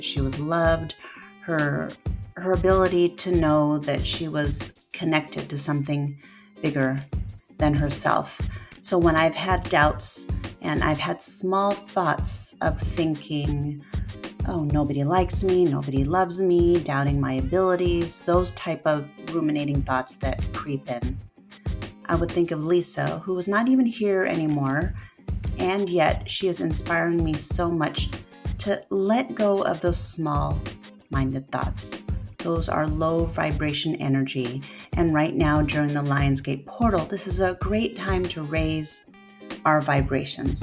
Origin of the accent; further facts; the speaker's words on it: Port Angeles, Washington, United States; moved away; I've been back home in my hometown of Port Angeles, Washington